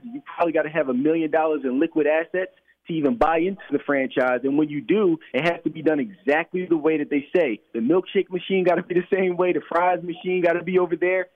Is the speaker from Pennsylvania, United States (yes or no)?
yes; Philadelphia, Pennsylvania, United States; I grew up in Philadelphia uh, my entire life.